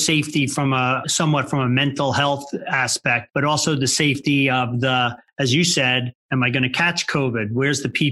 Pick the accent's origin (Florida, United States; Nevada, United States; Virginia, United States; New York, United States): New York, United States; in and around; I grew up in and around New York and worked in the city.